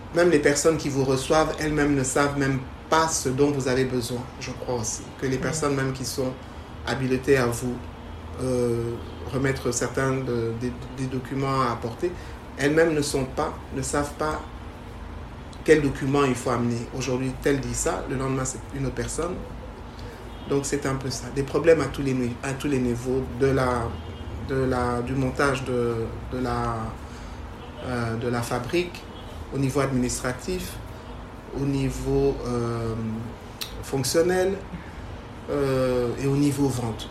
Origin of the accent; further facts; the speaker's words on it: DR Congo; also born or lived in Canada; now in Kinshasa, DR Congo; je suis congolaise euh, de père et de mère.